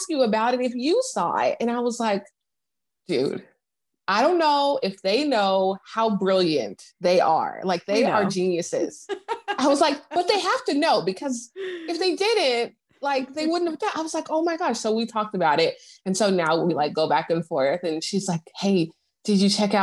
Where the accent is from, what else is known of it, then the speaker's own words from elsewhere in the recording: United States; also born or lived in Seattle, Washington, United States / California, United States; now in Houston, United States; I'm in Houston now. I was born in Seattle. I grew up between there and California